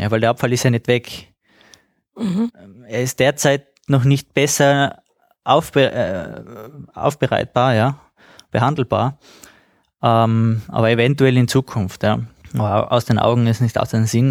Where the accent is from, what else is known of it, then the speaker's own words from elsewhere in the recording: Austria; bei uns in Österreich